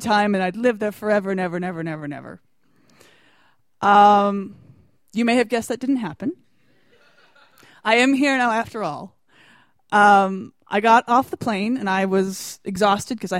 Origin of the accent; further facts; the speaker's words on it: United States; accent: American; my American accent